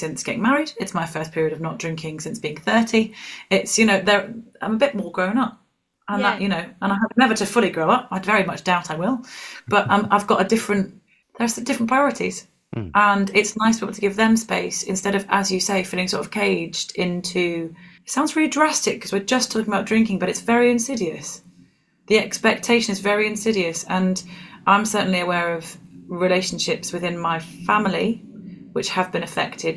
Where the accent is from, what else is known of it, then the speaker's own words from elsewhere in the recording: Scotland, United Kingdom; moved away; I grew up in Scotland